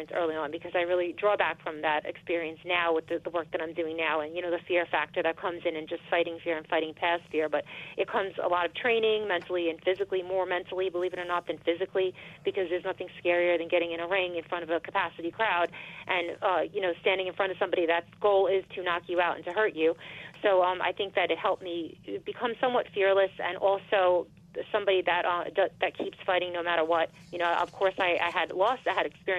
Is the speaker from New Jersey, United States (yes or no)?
no; Elmont and Valley Stream, New York, United States; I got to run in my hometown, so I know everybody here